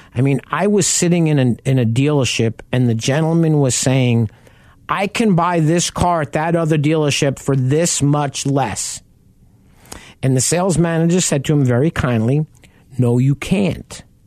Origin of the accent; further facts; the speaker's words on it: Long Island, New York, United States; I grew up on Long Island and we lived right off the Southern State Parkway.